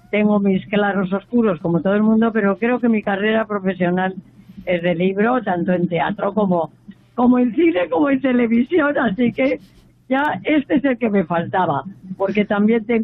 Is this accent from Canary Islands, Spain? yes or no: no; Valladolid, Castile and León, Spain; que, que sea en mi tierra, ¿eh?